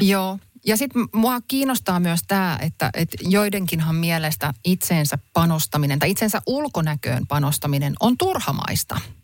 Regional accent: Helsinki, Uusimaa, Finland; now in Hämeenlinna, Finland; olen Helsingistä lähtöisin, nykyään asun kyllä Hämeenlinnassa, mutta en ole niin kuin vanhassa kotikaupungissanikaan käynyt

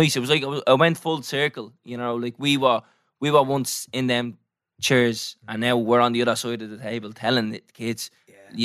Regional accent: Newtownmountkennedy, County Wicklow, Ireland; I'm from Newtown, Mount Kennedy.

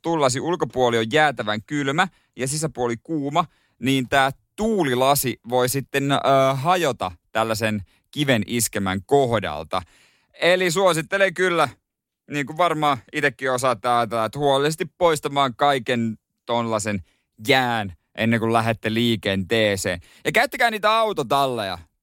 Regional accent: Ostrobothnia, Finland; meillä päin Pohjanmaalla

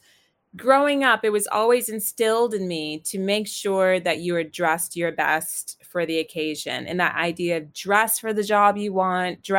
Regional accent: Virginia, United States; I grew up in the South in Virginia in the States

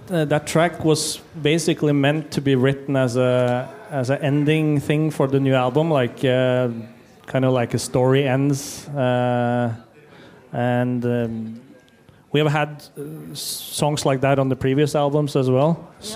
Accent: Ukraine; English is a second language; I'm from Ukraine

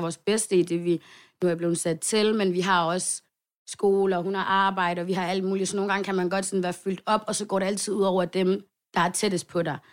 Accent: Svendstrup, North Denmark Region, Denmark; lille by, vi bor i, Svendstrup

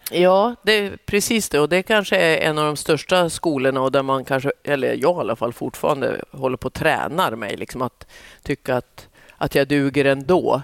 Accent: southern Norrland, Sweden; Jag är ju uppväxt i södra Norrland

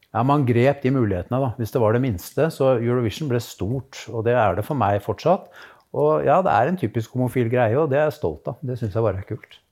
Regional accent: Moss, Østfold, Norway; jeg vokste opp i Moss

